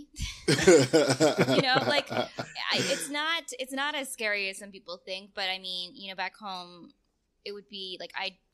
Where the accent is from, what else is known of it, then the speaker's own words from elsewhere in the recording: Canada; moved away as an adult; also born or lived in California / Romania; now in Mexico; being first generation Canadian. My mother came from Romania